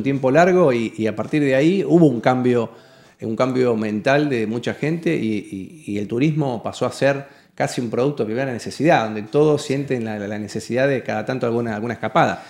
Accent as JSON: {"language": "Spanish", "town": "Rosario", "region": "Santa Fe", "country": "Argentina", "said": "en Rosario otra vez"}